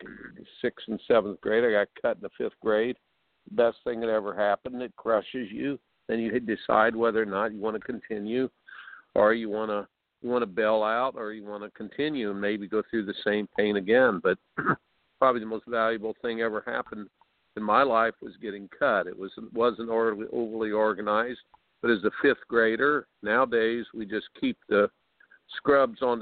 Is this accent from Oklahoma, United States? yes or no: no; Indiana, United States; I grew up in Indiana